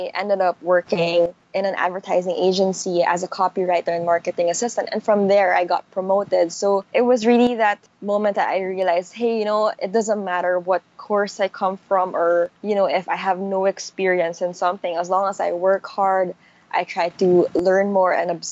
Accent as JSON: {"language": "English", "town": "Manila", "region": "Metro Manila", "country": "Philippines", "tie": "born or raised there", "said": "I grew up in Manila"}